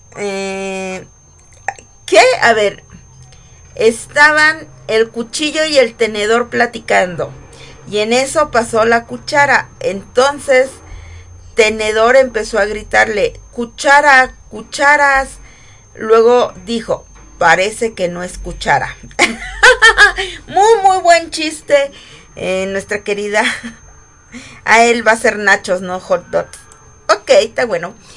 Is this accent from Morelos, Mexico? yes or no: yes; Morelos, Mexico; Yo soy una mujer 100% orgullosa de ser del estado de, Morelos, de ser mexicana.